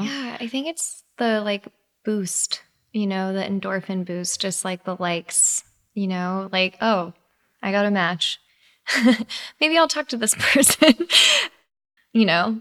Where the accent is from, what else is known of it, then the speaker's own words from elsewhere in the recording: Texas, United States; moved away as an adult; now in New York, United States; I grew up in Texas